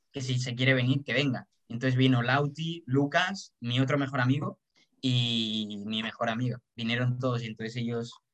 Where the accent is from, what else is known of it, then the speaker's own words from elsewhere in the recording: Colombia; Soy colombiano.